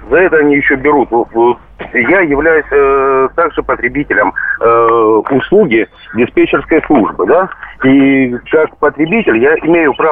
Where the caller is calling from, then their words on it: Krasnodar, Krasnodar Krai, Russia; Я звоню вам из Краснодара и работаю таксистом.